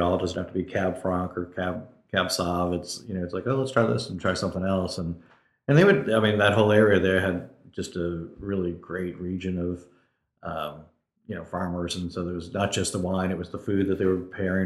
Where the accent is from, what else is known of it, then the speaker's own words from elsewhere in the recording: Massachusetts, United States; moved away as an adult; also born or lived in Kansas City; now in Winston-Salem, United States; I grew up in Massachusetts and then moved to Kansas City for a job